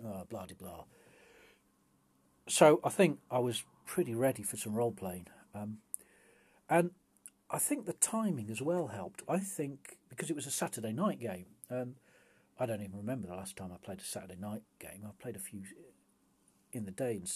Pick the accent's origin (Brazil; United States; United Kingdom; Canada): United Kingdom; England; I'm English